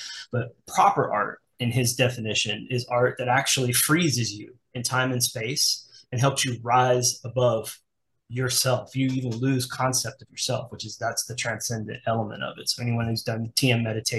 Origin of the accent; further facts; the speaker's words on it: Midwest, United States; where I grew up in the Midwest